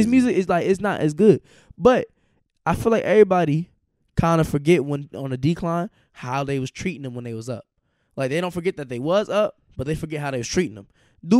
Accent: Charlotte, North Carolina, United States; I'm a real gangster, nigga, boy. I'm from Charlotte, nigga.

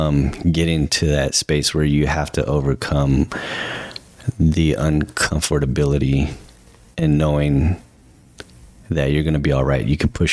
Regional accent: San Jose, California, United States; moved away as an adult; now in Las Vegas, United States; I grew up on the east side of San Jose. I feel like I lived in two different parts of San Jose, because that was our home on the east side.

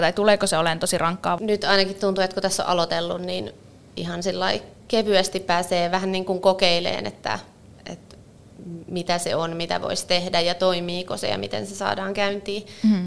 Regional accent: Finland

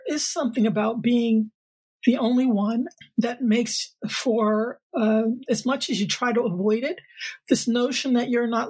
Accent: Connecticut, United States; moved away as an adult; now in Seattle, United States; I grew up on the East Coast. Actually, I grew up a little bit all around. My father was in the Air Force. And then we settled in Connecticut, which is where I was born. And I came out here for grad school and never left.

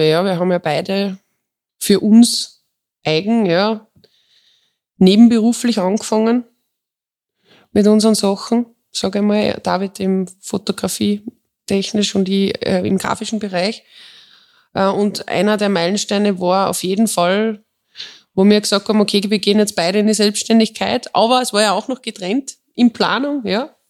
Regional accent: Tyrol, Austria; born there; bin äh, eine gebürtige Tirolerin

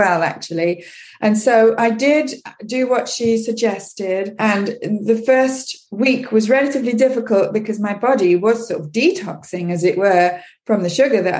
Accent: England, United Kingdom; moved away as an adult; now in Quebec, Canada; I grew up in England

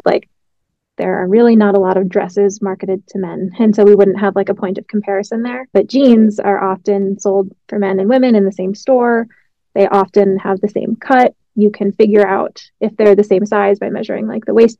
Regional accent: Connecticut, United States; now in Seattle, United States; I am based in Seattle, Washington, but I'm originally from Connecticut

